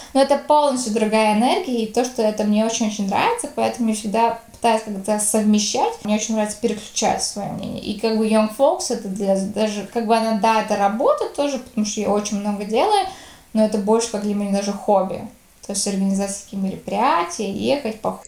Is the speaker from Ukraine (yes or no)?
no; Latvia; я всегда была в латышских школах